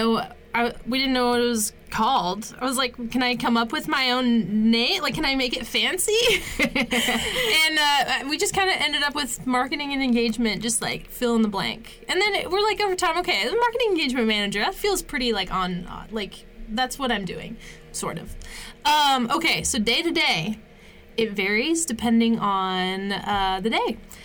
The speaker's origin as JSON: {"language": "English", "region": "East Coast", "country": "United States", "tie": "born or raised there", "said": "I grew up on the East Coast by the Chesapeake Bay, and I love the beach."}